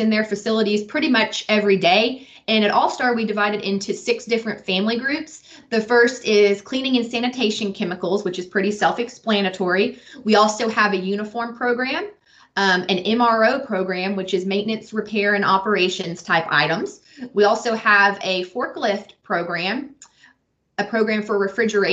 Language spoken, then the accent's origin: English; Lexington, Kentucky, United States; also born or lived in Bowling Green, Kentucky; I was born and raised here in Lexington, Kentucky